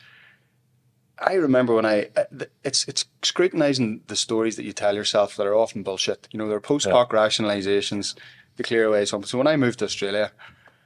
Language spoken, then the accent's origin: English; County Tyrone, Northern Ireland, United Kingdom; moved away; We grew up in Kirkstown.